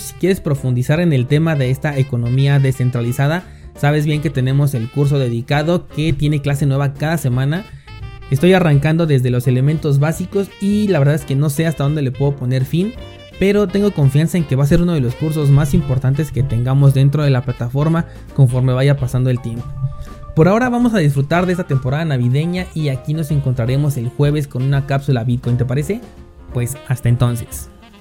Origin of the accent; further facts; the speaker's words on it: Mexico; la mayoría somos mexicanos